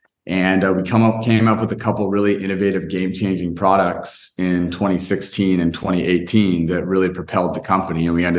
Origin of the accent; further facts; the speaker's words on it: California, United States; And you know, I grew up in Northern California, kind of in the Silicon Valley area.